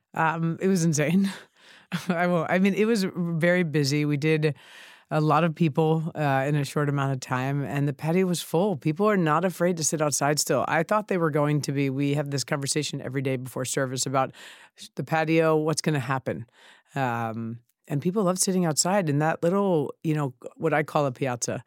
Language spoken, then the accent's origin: English; New York City, New York, United States; also born or lived in Chicago; I grew up in Sheepshead Bay